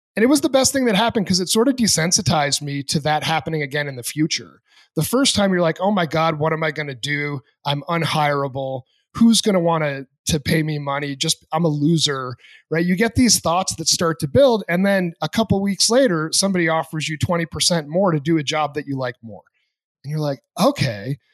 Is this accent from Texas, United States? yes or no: no; New Hampshire, United States; moved away; I grew up in New Hampshire